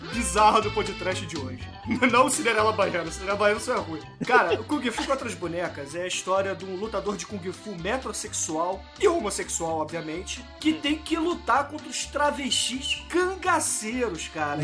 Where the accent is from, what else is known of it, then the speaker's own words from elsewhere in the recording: Rio de Janeiro, Brazil; a gente aqui carioca